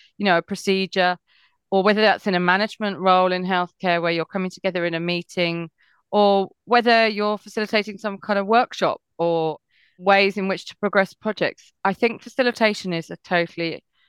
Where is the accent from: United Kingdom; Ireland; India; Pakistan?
United Kingdom; England; also born or lived in Switzerland; I grew up in a very unethnically diverse area in England